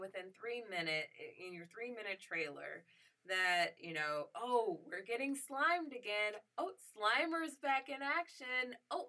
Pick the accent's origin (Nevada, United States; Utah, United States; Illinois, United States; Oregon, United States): Illinois, United States; Chicago; I'm from Chicago.